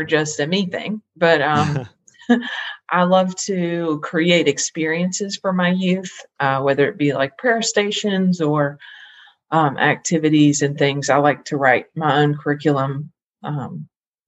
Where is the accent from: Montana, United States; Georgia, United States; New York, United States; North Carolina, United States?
North Carolina, United States; Greensboro; I'm from Greensboro, North Carolina